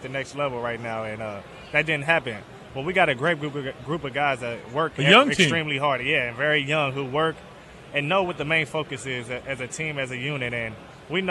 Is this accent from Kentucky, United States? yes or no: yes; northern Kentucky, United States; also born or lived in Michigan; I'm from northern Kentucky, right across the bridge from Cincinnati